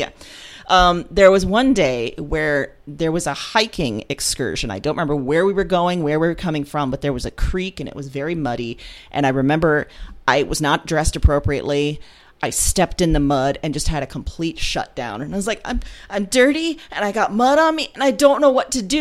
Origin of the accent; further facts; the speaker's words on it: Des Moines, Iowa, United States; I grew up here in Des Moines, Iowa